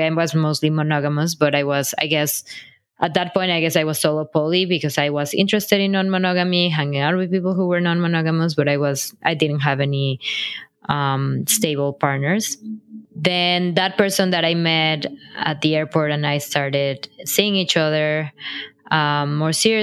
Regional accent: Mexico; moved away as an adult; also born or lived in Brooklyn, New York; now in New York City, United States; I'm originally from Mexico

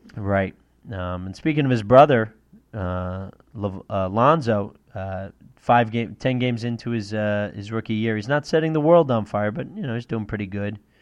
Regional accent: Northeast, United States; I'm from the Northeast

